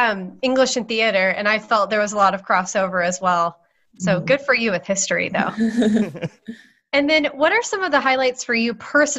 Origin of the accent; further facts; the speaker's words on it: Indianapolis, Indiana, United States; now in Dayton, United States; I'm in Dayton, Ohio, but I grew up in Indianapolis.